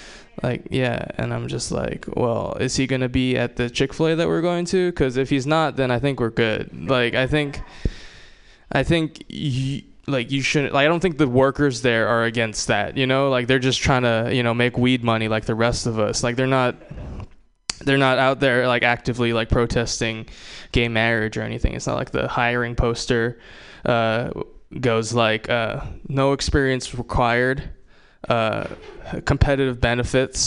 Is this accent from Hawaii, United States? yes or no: yes; Hawaii, United States; I'm not from Jersey. I'm from Hawaii. I'm Japanese